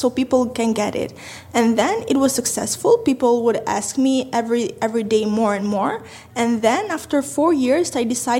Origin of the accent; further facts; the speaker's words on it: Tirana, Tirana County, Albania; I'm from Tirana, Albania, 23 years old